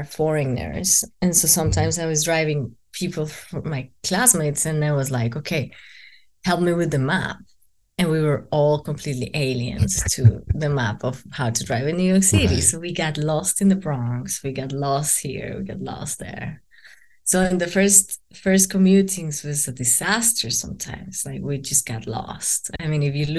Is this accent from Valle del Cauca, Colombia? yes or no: no; Bogota, Bogotá Capital District, Colombia; moved away; I am from Bogota